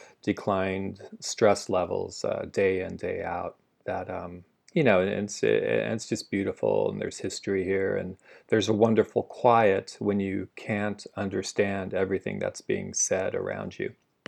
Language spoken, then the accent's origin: English; Huntington Beach, California, United States; also born or lived in San Francisco; I grew up in California, grew up in Huntington Beach, lifelong surfer, lived in San Francisco the past 25 years, and family and I were ready for a change.